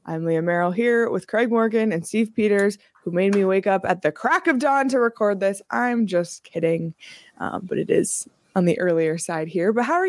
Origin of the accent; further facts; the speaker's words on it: Toronto, Ontario, Canada; I'm from Toronto. I've just lived here too long.